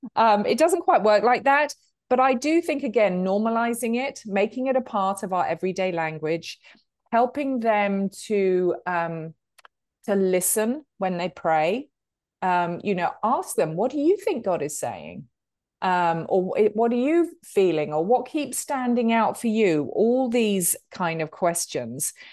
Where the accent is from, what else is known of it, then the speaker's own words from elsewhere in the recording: United Kingdom; accent: British; moved away as an adult; now in Charlotte, United States; as you can tell from the accent, um, I'm a Brit